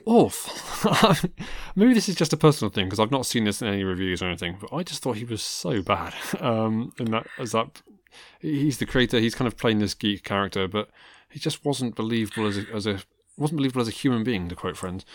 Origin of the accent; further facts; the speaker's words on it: Worcestershire, West Midlands, United Kingdom; I grew up in Worcestershire